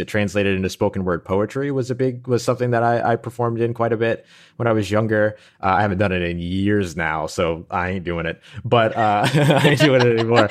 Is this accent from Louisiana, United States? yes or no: yes; New Orleans, Louisiana, United States; I grew up in New Orleans, Louisiana